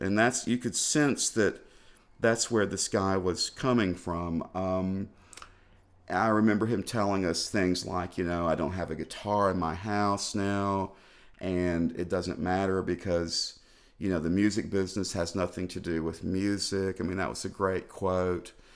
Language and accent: English; Clarksville, Tennessee, United States; now in Nashville, United States; I was born in Clarksville, Tennessee, which is like 45 miles up the road here on the on the Kentucky border